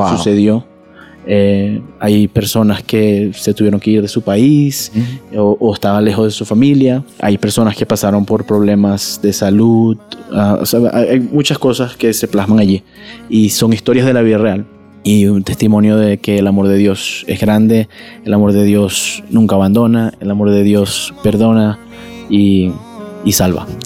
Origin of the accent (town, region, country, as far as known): Venezuela